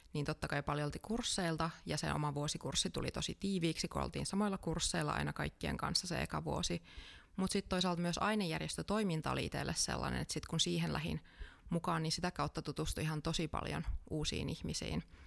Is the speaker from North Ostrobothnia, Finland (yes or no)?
no; Kajaani, Kainuu, Finland; now in Jyväskylä, Finland; mä oon itse alun perin Kajaanista.